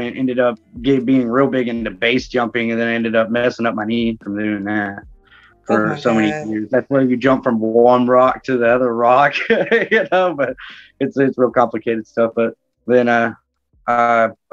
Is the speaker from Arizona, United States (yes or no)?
no; Fort Worth, Texas, United States; now in Springtown, United States; I was born and raised in Fort Worth, Texas, but currently live in Springtown, Texas